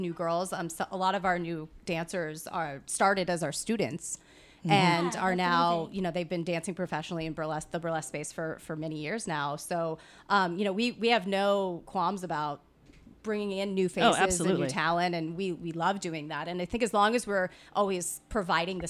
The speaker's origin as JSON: {"language": "English", "town": "Napa", "region": "California", "country": "United States", "tie": "born or raised there", "moved": "yes", "lives_now": "Los Angeles, United States", "said": "my hometown back in Napa"}